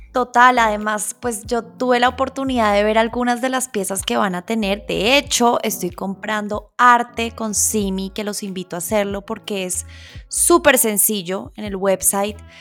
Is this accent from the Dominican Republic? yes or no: no; Colombia; como colombianos